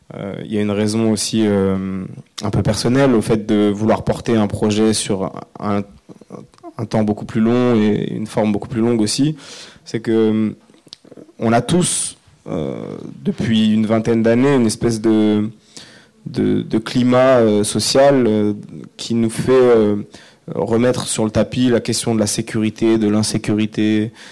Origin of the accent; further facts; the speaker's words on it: Ris-Orangis, Île-de-France, France; also born or lived in Évry; now in Noisy-le-Sec, France; j'ai grandi à Rissorangis, euh, qui est une ville de banlieue. Euh, dans, le, dans le 91